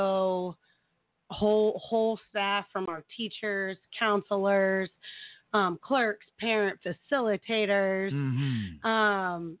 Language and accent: English; Tulsa, Oklahoma, United States; I'm born and raised in Tulsa.